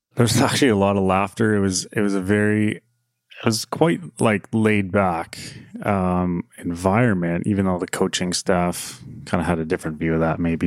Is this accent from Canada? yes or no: yes; near Calgary, Alberta, Canada; just growing up near Calgary